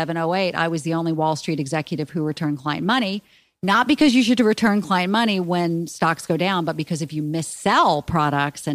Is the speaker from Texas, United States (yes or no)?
no; Charleston, South Carolina, United States; moved away as an adult; also born or lived in New York; I grew up in the South. Grew up in Charleston, South Carolina